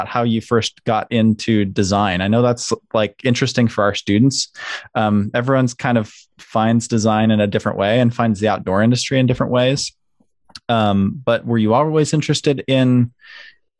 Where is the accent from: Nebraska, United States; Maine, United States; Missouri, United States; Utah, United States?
Utah, United States; Salt Lake City; I grew up along the Wasatch Front in Salt Lake